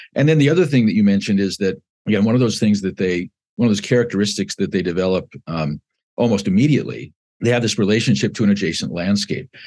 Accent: Southern California, United States; moved away as an adult; also born or lived in Chicago, Illinois; now in South Bend, United States; I was born in, uh, west suburban Chicago and moved with my family at the age of six to Southern California. And I lived there between nineteen fifty-eight and nineteen seventy-three

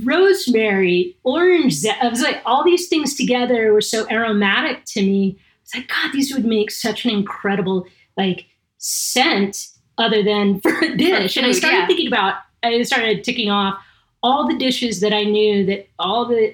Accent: Southern California, United States; I'm from Southern California.

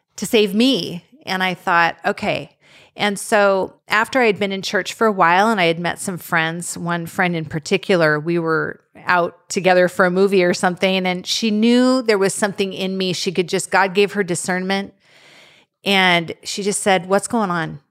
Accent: Eastern Washington, United States; I grew up in Eastern Washington with my parents and three older siblings

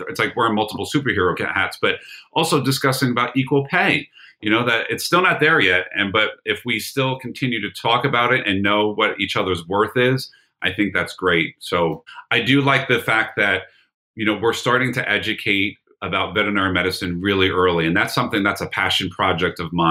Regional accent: Brick, New Jersey, United States; my hometown in Brick, New Jersey.

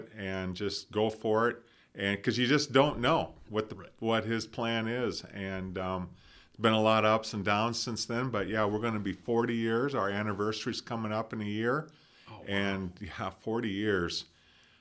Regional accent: Hull, Iowa, United States; I grew up in Hall, Iowa, just down the road.

